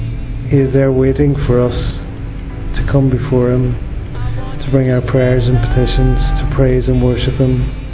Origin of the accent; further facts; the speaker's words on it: Ireland; I'm 32 and I'm from Ireland. I was brought up a Catholic and I went to Mass quite a bit, coming from a good Catholic home